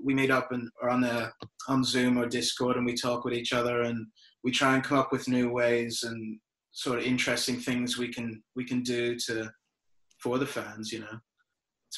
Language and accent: English; Ireland; moved away as an adult; now in Australia; I'm from Ireland originally. I moved to Australia in 2010, so 10 years ago